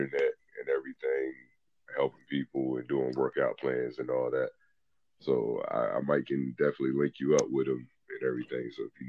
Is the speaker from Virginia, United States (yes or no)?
yes; Eastern Shore of Virginia, United States; I'm from the Eastern Shore of Virginia.